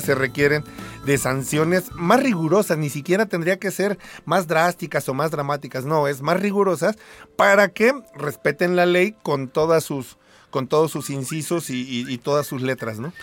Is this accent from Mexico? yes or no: yes; Mexico; como mexicanos